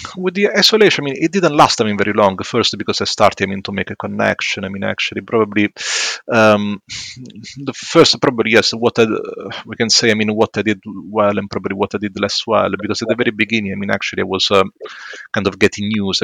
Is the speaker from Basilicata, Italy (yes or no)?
yes; Matera, Basilicata, Italy; English is a second language; moved away as an adult; also born or lived in London, United Kingdom / Birmingham, United Kingdom; now in Sutton Coldfield, United Kingdom; from the south of Italy. It's a city called Matera, which is in the middle between, uh, yes, between Naples and Bari.